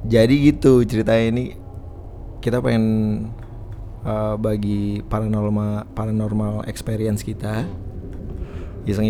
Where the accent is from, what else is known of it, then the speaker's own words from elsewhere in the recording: Jakarta, Indonesia; now in Bali, Indonesia; gue asli Jakarta tapi gue lagi tinggal di Bali